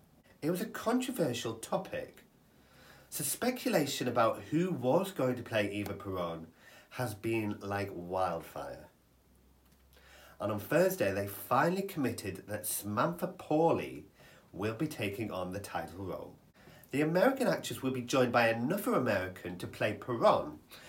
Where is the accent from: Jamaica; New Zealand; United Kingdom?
United Kingdom; And I don't think it's because we're a British audience.